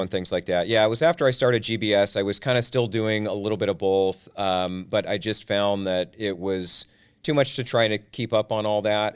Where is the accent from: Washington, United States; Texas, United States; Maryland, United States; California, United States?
Washington, United States; Tacoma; was born and raised in Tacoma, Washington